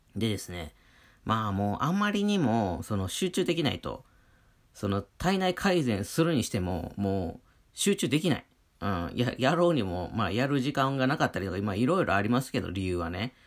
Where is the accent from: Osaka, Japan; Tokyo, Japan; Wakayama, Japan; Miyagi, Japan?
Wakayama, Japan; moved away; 僕、和歌山県出身なんて雪なんて触れたことない人間だったんで